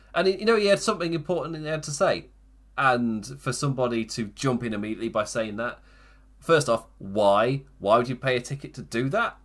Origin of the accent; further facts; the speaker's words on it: England, United Kingdom; as an English person